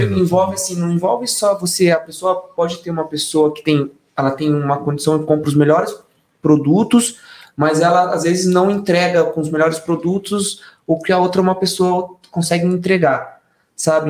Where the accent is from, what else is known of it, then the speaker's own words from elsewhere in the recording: São Roque, São Paulo, Brazil; todos nós somos de São Roque. Nas, uhum. Nascidos, criados